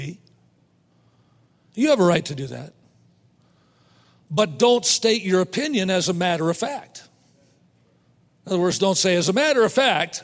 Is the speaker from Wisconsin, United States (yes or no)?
yes; Wisconsin, United States; I was raised in Wisconsin, so I've been a Green Bay Packer fan all my life